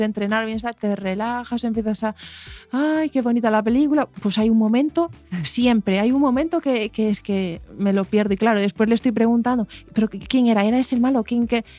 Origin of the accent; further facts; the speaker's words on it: Aldán, Galicia, Spain; also born or lived in O Grove; yo gallega como soy, rodeada de, de mar, de Ogrove, de Aldán, que, yo nací en Aldán